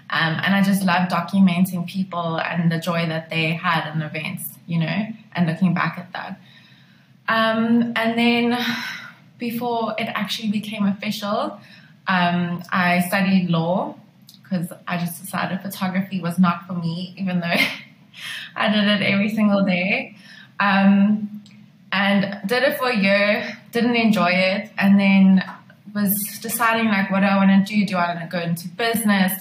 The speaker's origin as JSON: {"language": "English", "town": "Pretoria", "region": "Gauteng", "country": "South Africa", "moved": "as an adult", "lives_now": "Cape Town, South Africa", "said": "I decided that I was going to move to Cape Town because I'm originally from Pretoria"}